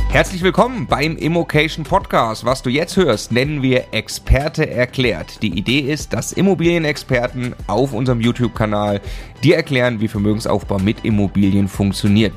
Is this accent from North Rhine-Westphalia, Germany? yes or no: no; Landshut, Bavaria, Germany; meiner Heimatstadt Landshut